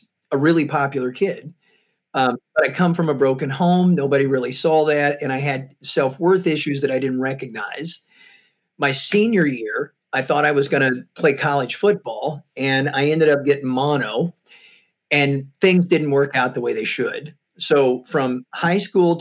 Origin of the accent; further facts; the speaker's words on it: Missouri, United States; moved away; also born or lived in Tampa, Florida / San Francisco; I'm from Missouri, and I'm from a really small farming community